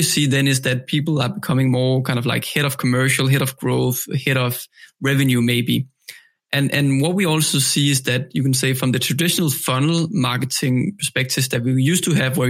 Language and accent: English; Denmark; I'm from Denmark